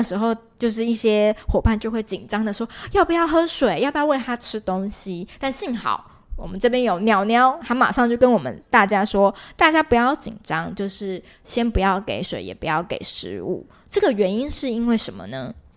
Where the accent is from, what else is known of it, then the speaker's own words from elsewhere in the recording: Taiwan; 我们台湾人应该比较能够类比的